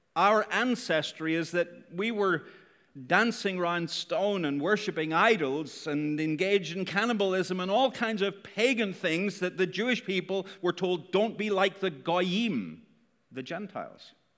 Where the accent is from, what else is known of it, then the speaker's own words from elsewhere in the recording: Northern Ireland, United Kingdom; Northern Irish